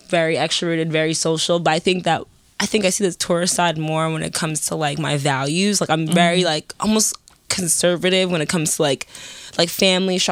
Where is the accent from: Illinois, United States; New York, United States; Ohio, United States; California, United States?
New York, United States; New York City; I'm born and raised in Harlem.